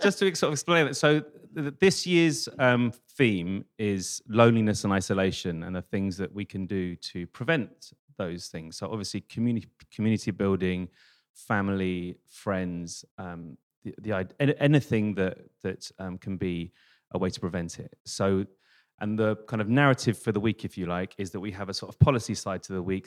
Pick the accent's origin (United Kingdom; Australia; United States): United Kingdom; London; I was this idiot from London, like 18